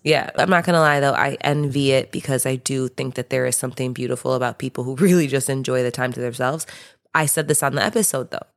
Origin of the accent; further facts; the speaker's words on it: Midwest, United States; I'm from the Midwest.